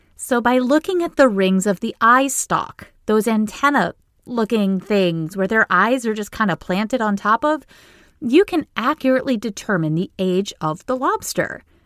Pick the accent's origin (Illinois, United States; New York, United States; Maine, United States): Maine, United States; now in Boston, United States; I grew up in a tiny town in Maine